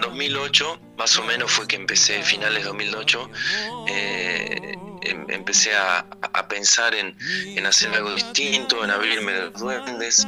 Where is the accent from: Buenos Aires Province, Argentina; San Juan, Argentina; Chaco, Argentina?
Buenos Aires Province, Argentina; Pellegrini; moved away as an adult; now in La Plata, Argentina; yo nací en Pellegrini, provincia de Buenos Aires, ahí cerquita de Trenquelauquen y Santa Rosa La Pampa